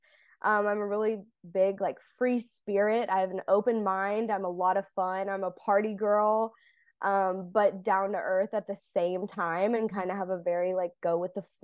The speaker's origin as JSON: {"language": "English", "town": "Huntsville", "region": "Alabama", "country": "United States", "tie": "born or raised there", "said": "I'm from Huntsville, Alabama, born and raised"}